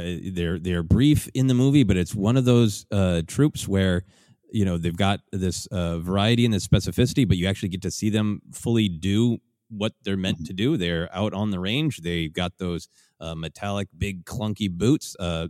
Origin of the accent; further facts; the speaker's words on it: Minnesota, United States; growing up in Minnesota, a cold place